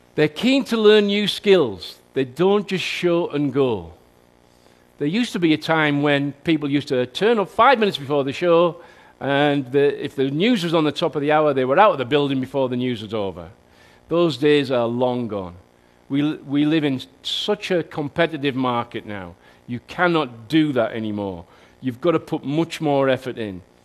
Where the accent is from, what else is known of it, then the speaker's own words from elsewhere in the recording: Newton Aycliffe, North East England, United Kingdom; That's my hometown